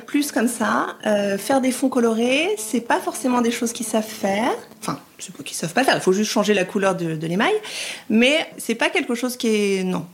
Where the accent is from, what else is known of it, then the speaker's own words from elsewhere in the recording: France; also born or lived in Rome, Italy; Je suis française et j'ai eu la chance d'aller vivre en Italie pendant deux ans et demi